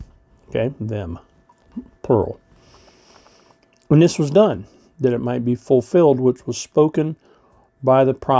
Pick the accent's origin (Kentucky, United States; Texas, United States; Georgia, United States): Kentucky, United States; Russell Springs; now in Cincinnati, United States; I think of my kind of what I call my hometown, the place where all my family is from, Russell Springs.